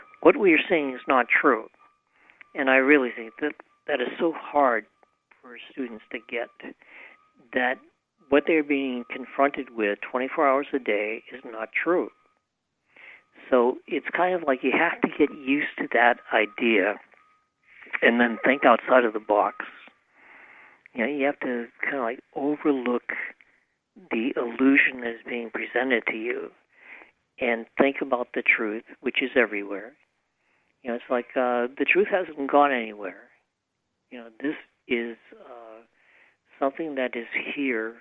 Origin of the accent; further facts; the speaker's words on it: Massachusetts, United States; moved away; also born or lived in Maine; I grew up in Massachusetts, and I lived a long time in Massachusetts